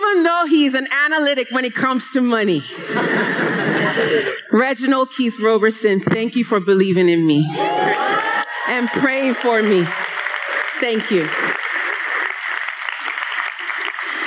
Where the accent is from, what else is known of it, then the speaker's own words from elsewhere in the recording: Nigeria; I am Nigerian